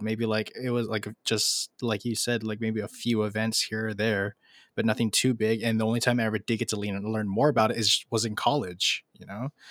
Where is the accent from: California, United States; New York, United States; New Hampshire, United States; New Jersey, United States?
California, United States; Los Angeles; I'm from Los Angeles